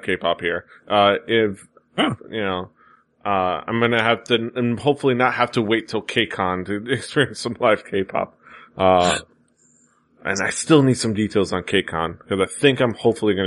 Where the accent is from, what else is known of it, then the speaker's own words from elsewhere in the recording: Miami, Florida, United States; here in my hometown